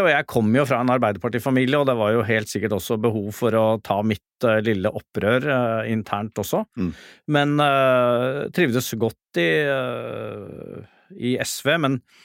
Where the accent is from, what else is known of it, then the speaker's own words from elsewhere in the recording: Oslo, Norway; for å være her i Oslo, som er hjembyen min